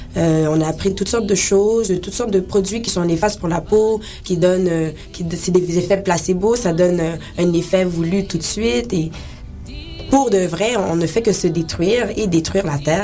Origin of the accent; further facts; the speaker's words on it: Haiti; je suis haïtienne